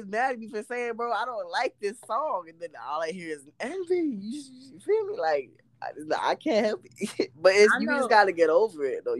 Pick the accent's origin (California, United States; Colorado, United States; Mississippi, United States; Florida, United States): Florida, United States; Orlando; now in Avon Park, United States; Right now, I'm from Orlando, Florida, but right now we are in Hylas County, Avon Park.